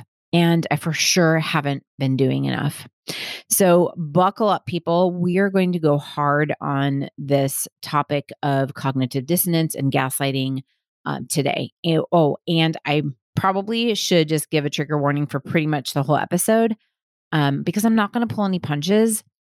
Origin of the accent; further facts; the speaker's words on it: Southern United States, United States; I grew up conservative Christian in the Bible Belt.